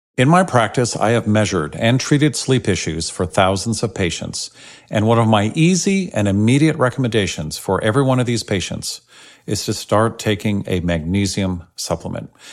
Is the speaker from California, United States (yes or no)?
yes; San Francisco, California, United States; I grew up in San Francisco back in the 60s